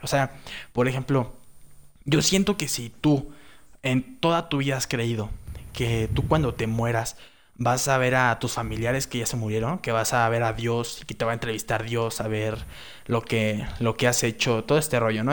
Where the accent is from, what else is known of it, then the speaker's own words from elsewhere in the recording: Mexico; Somos mexicanos, toda nuestra vida hemos estado aquí